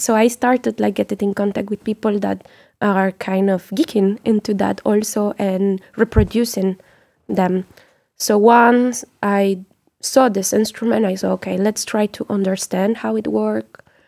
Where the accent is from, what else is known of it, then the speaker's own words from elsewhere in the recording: Mexico; also born or lived in France; as Mexican